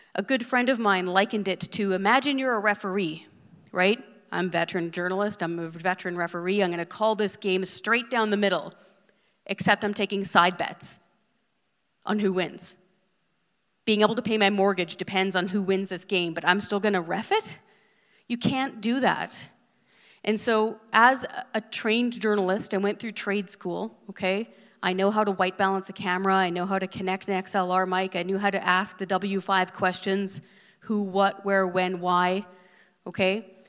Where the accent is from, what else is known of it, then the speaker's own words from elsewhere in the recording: Hope, British Columbia, Canada; moved away as an adult; also born or lived in Ottawa; I was born and raised in Western Canada. I'm from Hope, BC.